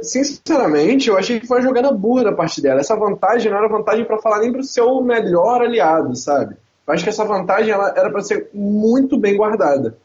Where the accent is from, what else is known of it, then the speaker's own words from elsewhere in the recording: Rio de Janeiro, Brazil; accent: carioca; Eu sou carioca, então o meu sotaque vai ser mais carioca mesmo